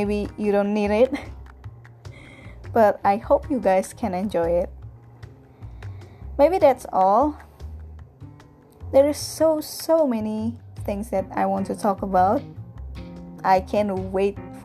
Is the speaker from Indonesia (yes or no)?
yes; Indonesia; English is a second language; I'm from Indonesia, located in Southeast Asia